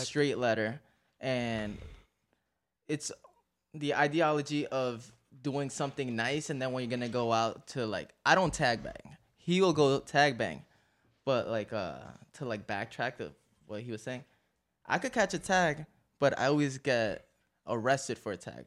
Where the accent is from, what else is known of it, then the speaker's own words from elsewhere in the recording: New York City, New York, United States; I'm from Astoria, Queens. I'm from down the block from over here.